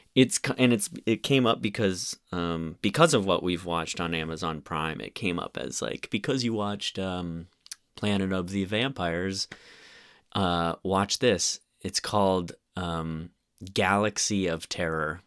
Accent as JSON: {"language": "English", "town": "Bloomington", "region": "Indiana", "country": "United States", "tie": "born or raised there", "said": "I was born in Bloomington, Indiana"}